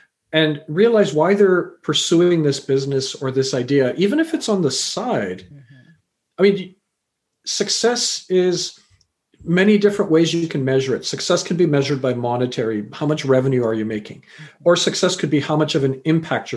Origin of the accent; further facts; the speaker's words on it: Canada; also born or lived in England / Fiji (parents) / India (grandparents); I was born in England, raised in Canada.